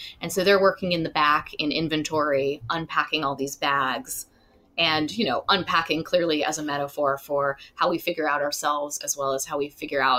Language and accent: English; Alabama, United States; also born or lived in Illinois; I grew up in Alabama partly and in Illinois partly, so I'm like both of these characters in a way.